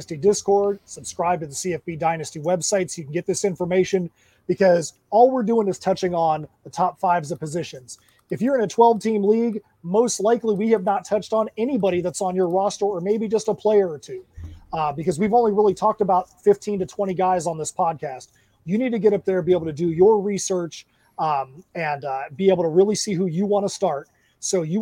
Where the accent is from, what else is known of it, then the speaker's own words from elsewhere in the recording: Ocala, Florida, United States; I'm in my hometown. I'm at Ocala Comic